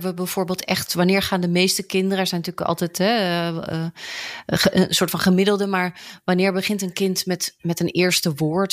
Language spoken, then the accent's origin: Dutch; Netherlands; also born or lived in England; Ik ben Brits-Nederlands, kind van een Britse vader en een Nederlandse moeder. Geboren in Engeland, maar grotendeels opgegroeid hier in Nederland.